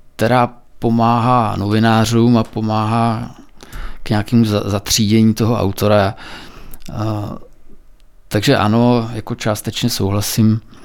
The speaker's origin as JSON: {"language": "Czech", "town": "Purkarec", "region": "South Bohemian Region", "country": "Czechia", "tie": "born or raised there", "also_born_or_lived": "Týn nad Vltavou", "moved": "yes", "lives_now": "České Budějovice, Czechia", "said": "ale vyrůstal jsem v Purkarci. Dětství jsem strávil v Purkarci"}